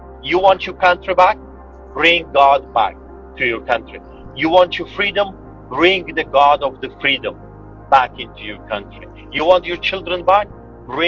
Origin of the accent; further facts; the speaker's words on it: Poland; moved away; me growing up in Poland